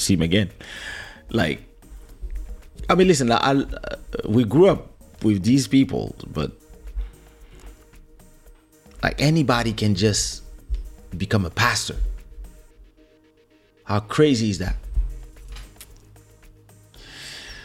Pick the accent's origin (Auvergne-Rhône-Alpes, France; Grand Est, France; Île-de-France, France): Île-de-France, France; Paris; English is a second language; when we grew up in Paris